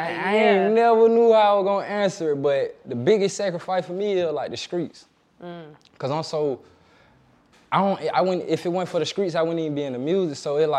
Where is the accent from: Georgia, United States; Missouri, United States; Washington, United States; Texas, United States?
Georgia, United States; Atlanta; Atlanta. All over. West side, really, but I done been to the east. I like to claim Atlanta.